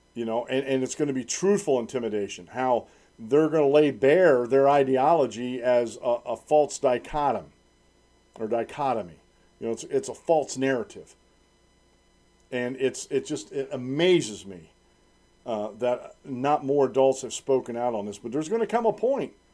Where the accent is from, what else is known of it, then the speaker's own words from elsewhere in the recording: United States; also born or lived in Central Susquehanna Valley, Pennsylvania; I'm an American